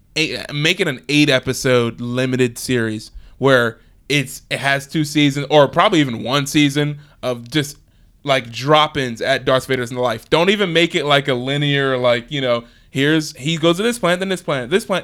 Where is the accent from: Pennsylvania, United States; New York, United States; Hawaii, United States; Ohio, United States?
Pennsylvania, United States; Philadelphia; since I'm from Philly